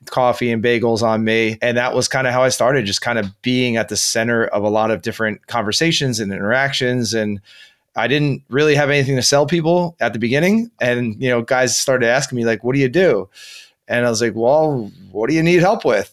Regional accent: New Jersey, United States; my home state right here in New Jersey

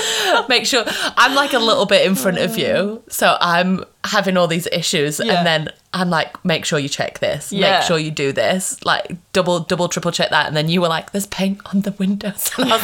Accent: Sheffield, Yorkshire and the Humber, United Kingdom; moved away as an adult; also born or lived in Eckington / Australia; now in New Zealand; So we're from, yeah, so I'm from Sheffield, which is a huge city, but we lived in a village. My dad moved to the other side of the city, which is where his mom, which is where he grew up. So my dad was from Hillsborough.

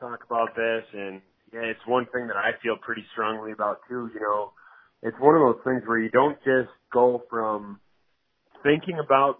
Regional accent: Wisconsin, United States; moved away as an adult; also born or lived in Iowa; now in Madison, United States; I grew up in Wisconsin

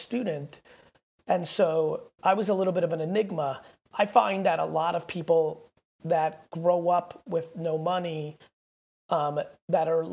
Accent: Babruysk, Mogilev Region, Belarus; moved away; I was born in Babrusk, which is about 30 minutes outside of it.

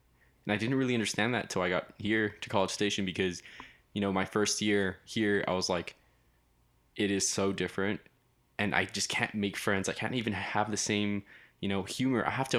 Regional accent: Laredo, Texas, United States; moved away; I'm from Laredo, Texas.

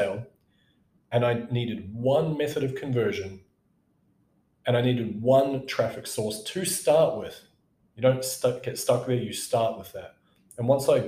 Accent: New Zealand; moved away; went back to my home country, New Zealand.

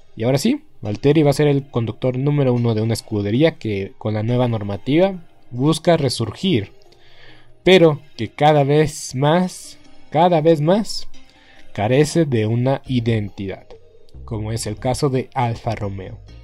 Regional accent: Mexico

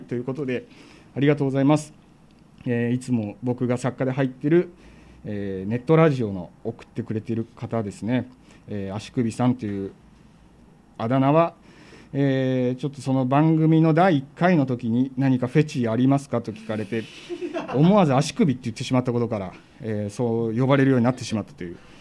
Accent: Kansai, Japan; 地元が関西なんで

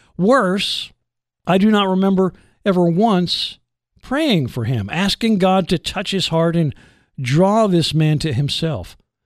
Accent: New Jersey, United States; moved away; I grew up in New Jersey. I was there from 1960 until 1974

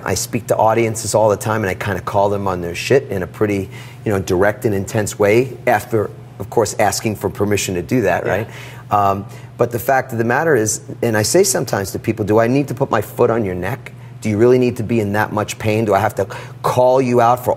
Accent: New York City, New York, United States; I grew up in Queens, New York, in a small apartment.

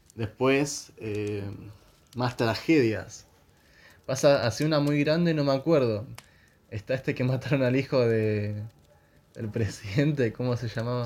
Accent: Argentina; soy argentino.

